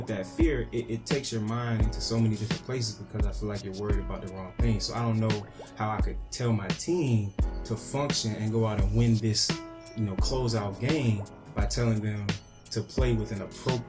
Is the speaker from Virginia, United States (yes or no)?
yes; Petersburg, Virginia, United States; also born or lived in Florida / Colonial Heights, Virginia; when I moved from Florida to Virginia, it was a different type of athlete. Like, I played in Colonial Heights first, and then I played in Petersburg